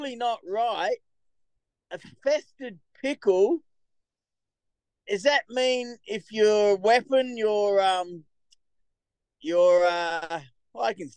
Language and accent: English; Australia; also born or lived in Edmonton, Canada; now in Canada